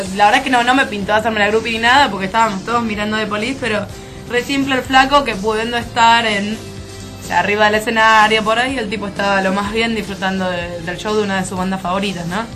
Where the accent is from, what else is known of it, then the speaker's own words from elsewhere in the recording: Buenos Aires, Argentina; Yo soy de Parque Patricio